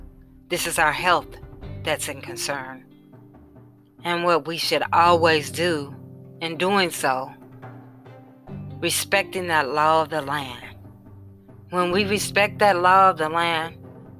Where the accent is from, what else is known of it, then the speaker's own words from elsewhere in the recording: Indianapolis, Indiana, United States; Indianapolis, my hometown, and where I reside